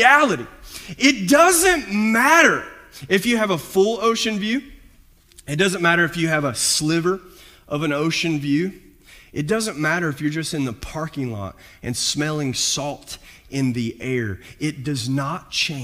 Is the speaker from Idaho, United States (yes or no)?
no; Kentucky, United States; moved away as an adult; also born or lived in Visalia; I grew up in Kentucky